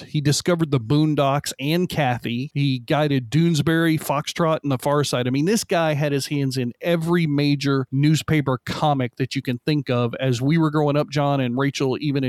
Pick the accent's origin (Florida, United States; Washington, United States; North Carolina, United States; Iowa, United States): Florida, United States; We're all from Florida here at Drawn and Paneled